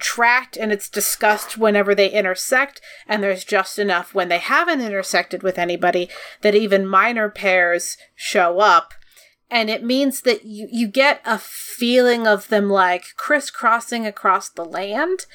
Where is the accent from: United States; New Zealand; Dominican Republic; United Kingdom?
United States; we're American.